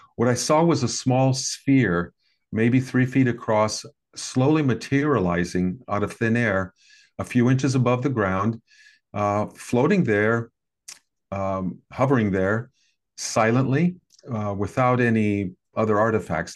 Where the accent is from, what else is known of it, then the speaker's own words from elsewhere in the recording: American Midwest, United States; I grew up in the American Midwest in the sixties and seventies